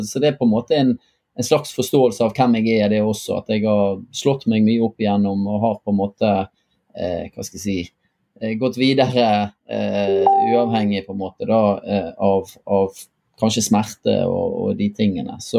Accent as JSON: {"language": "Norwegian", "town": "Bergen", "region": "Vestland", "country": "Norway", "said": "Så som mange kanskje hører, så er jeg fra Bergen."}